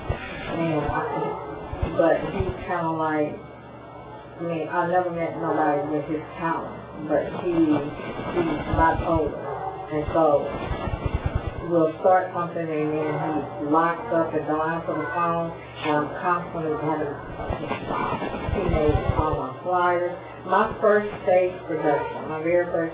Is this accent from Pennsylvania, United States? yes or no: no; Houston, Texas, United States; I come from Houston, Texas